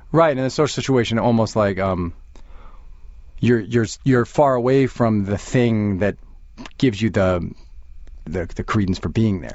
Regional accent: Long Island, New York, United States; now in Manhattan, United States; I grew up on Long Island

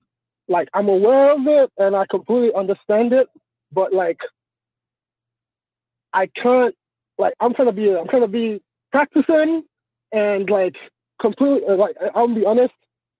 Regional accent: Nigeria; now in Los Angeles, United States; I'm from Nigeria.

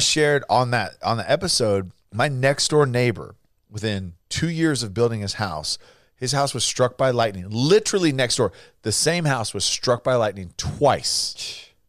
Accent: California, United States; now in Texas, United States; growing up in California that's, you know, very anti-gun, and then moving to Texas

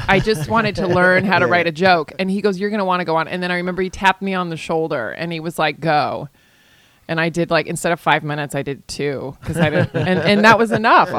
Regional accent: Virginia, United States; also born or lived in California / Spain; I grew up in Virginia and in Spain.

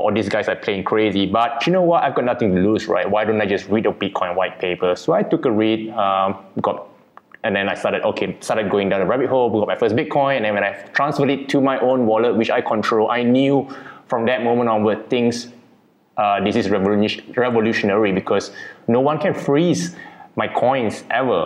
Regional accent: Kuala Lumpur, Federal Territory of Kuala Lumpur, Malaysia; Born and bred in Kuala Lumpur, Malaysia

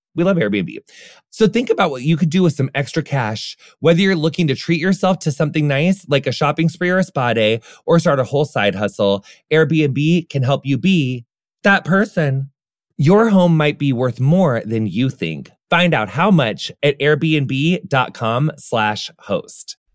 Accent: Illinois, United States; I'm from Illinois

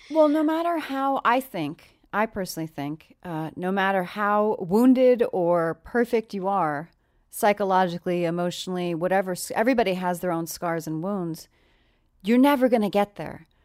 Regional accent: New York, United States; moved away; I'm from New York originally.

